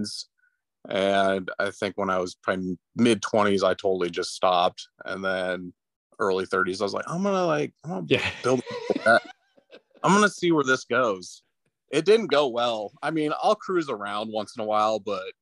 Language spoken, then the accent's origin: English; Lincoln, Nebraska, United States; moved away as an adult; now in Iowa, United States; I'm originally from Lincoln, Nebraska